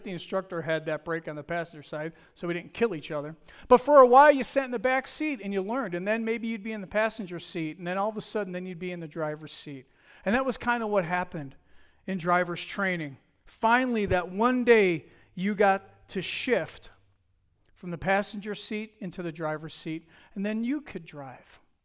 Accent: Buffalo, New York, United States; I'm from Buffalo, New York.

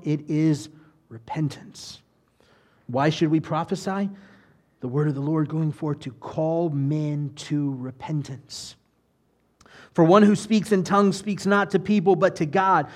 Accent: United States; I'm an American

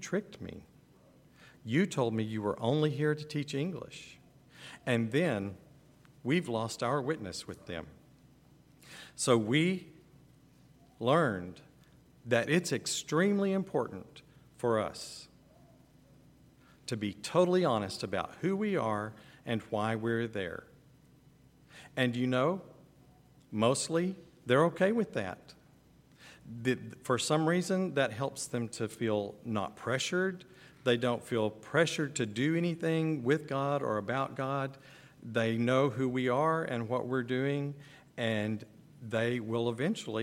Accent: Texas, United States; moved away as an adult; now in Ukraine; we're from Texas

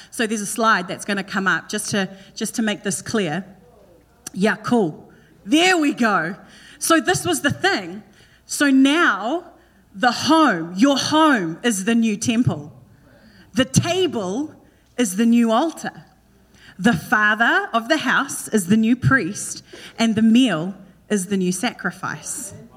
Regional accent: New Zealand; moved away; In Kiwi, we just say Esther

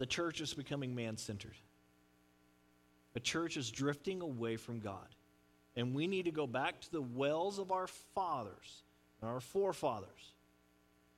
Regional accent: United States; As Christians and as American Christians

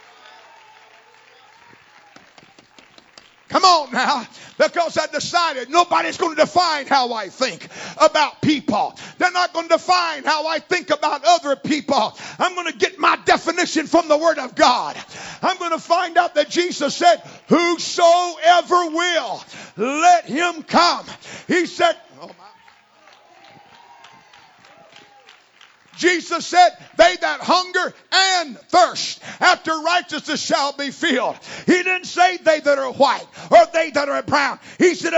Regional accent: Florida, United States; I was born in Florida. I came from the southeast of this country. And the culture that I was raised in was a very racially oriented culture

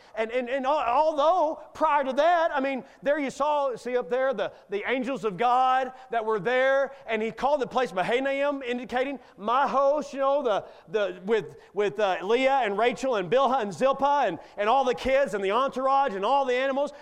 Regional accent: Kentucky, United States; I grew up in Kentucky coon hunting

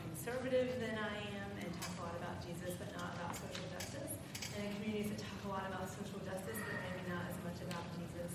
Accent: North Carolina, United States; born or raised there; also born or lived in Durham, North Carolina

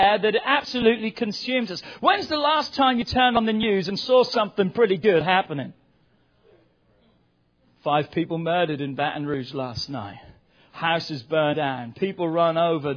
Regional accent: England, United Kingdom; now in United States; England's not home to me anywhere. That's the place I was born.

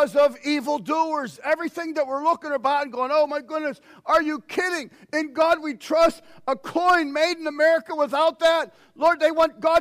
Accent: United States; us as American Christians

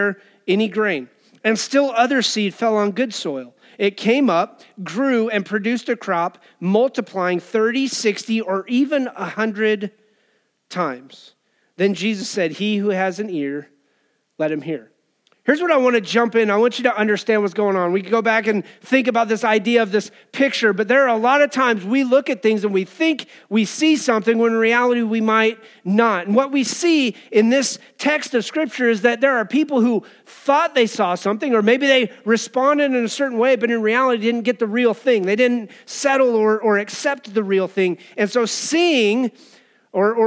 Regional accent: Cheyenne, Wyoming, United States; As a teenager, I remember growing up in Wyoming and Cheyenne

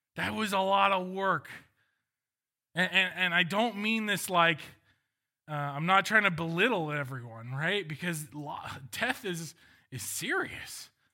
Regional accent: Walnut Creek, California, United States; I was born in Walnut Creek

